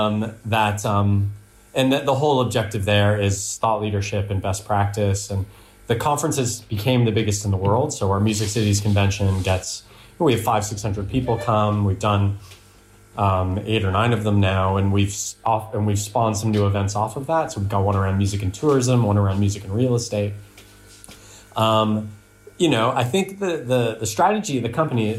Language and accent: English; near Toronto, Ontario, Canada; moved away as an adult; also born or lived in Netherlands; now in United Kingdom; I'm Canadian. Yeah, I'm from near Toronto.